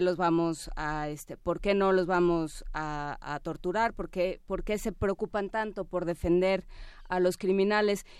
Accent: Mexico; nosotros como sociedad mexicana

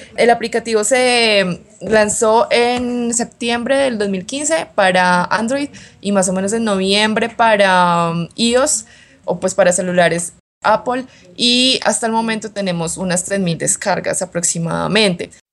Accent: Colombia; also born or lived in Bogotá; soy de Colombia, vivo en Bogotá

